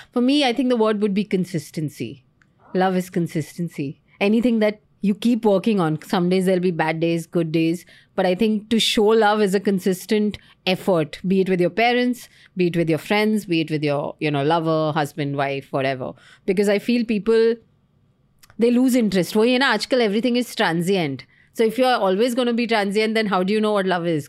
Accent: Delhi, India; moved away as an adult; also born or lived in Mumbai; I was from Delhi.

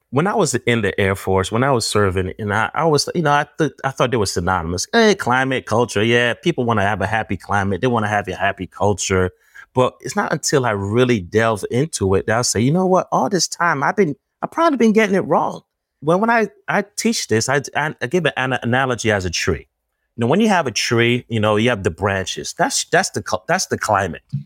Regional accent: New Jersey, United States; I'm from Jersey.

